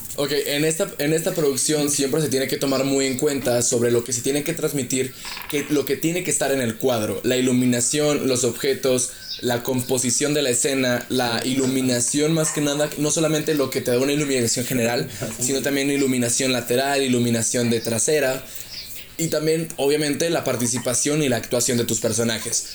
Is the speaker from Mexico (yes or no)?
yes; Chihuahua, Mexico; yo soy de Chihuahua y ahorita estoy en Querétaro por un, por un viaje de trabajo